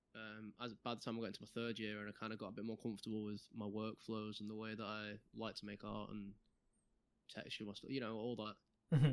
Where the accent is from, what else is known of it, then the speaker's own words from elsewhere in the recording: Manchester, North West England, United Kingdom; I'm from Manchester